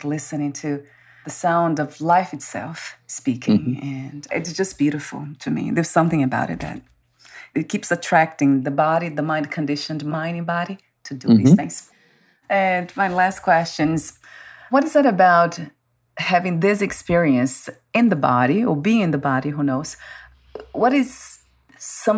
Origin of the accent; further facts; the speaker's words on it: Brazil; English is a second language; moved away; Born in Brazil